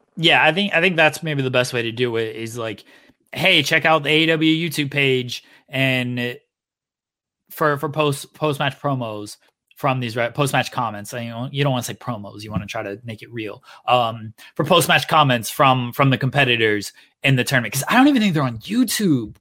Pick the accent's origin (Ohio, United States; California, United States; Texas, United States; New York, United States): Ohio, United States; Akron; I'm from Ohio, from, from Akron, Cleveland area